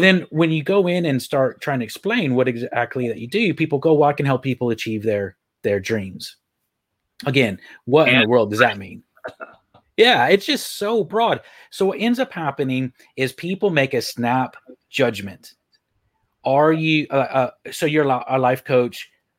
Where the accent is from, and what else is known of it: Texas, United States; moved away as an adult; also born or lived in Ireland; now in Leeds, United Kingdom